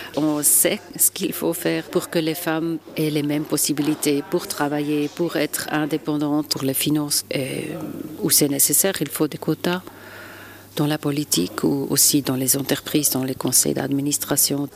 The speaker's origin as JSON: {"language": "French", "town": "Basel", "region": "Basel-Stadt", "country": "Switzerland", "said": "je viens d'une région transfrontalière. Nous vivons vraiment à travers des frontières avec l'Allemagne et la France"}